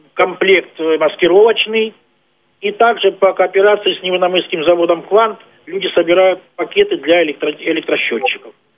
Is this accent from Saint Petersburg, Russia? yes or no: no; Stavropol Krai, Russia